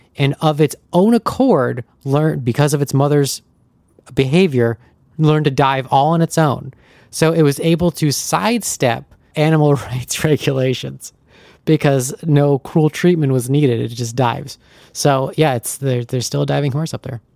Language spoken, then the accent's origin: English; Lake George, New York, United States; Lake George, New York, my hometown